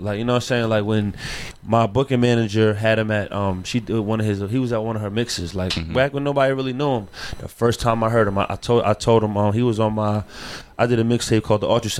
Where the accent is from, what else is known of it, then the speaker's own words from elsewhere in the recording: Atlanta, Georgia, United States; also born or lived in Bronx, New York; I was born in the Bronx, even though I was raised in Atlanta.